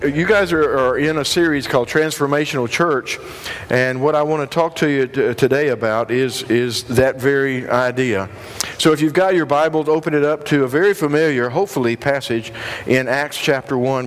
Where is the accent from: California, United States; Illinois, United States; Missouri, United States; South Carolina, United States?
South Carolina, United States; Union; I'm from the upstate South Carolina. I'm from Union